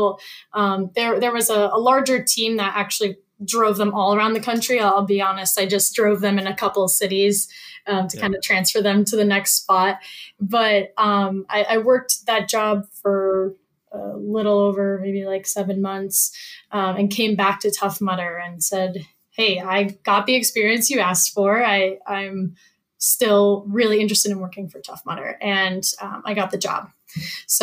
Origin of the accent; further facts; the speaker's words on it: Norwalk, Connecticut, United States; also born or lived in Ithaca, New York / New York City; I am a Northeast girl, born and raised. So I grew up in Norwalk, Connecticut